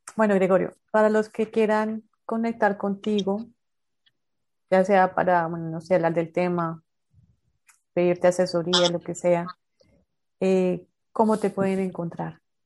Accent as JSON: {"language": "Spanish", "region": "Bogotá", "country": "Colombia", "also_born_or_lived": "Santander", "moved": "yes", "lives_now": "Barranquilla, Colombia", "said": "yo soy bogotana, después vivo en Santander"}